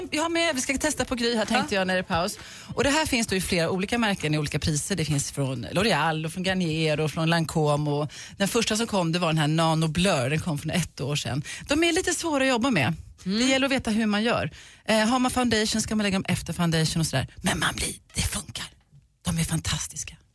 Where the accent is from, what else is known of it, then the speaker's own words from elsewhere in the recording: Huskvarna, Jönköping County, Sweden; jag är från Huskvarna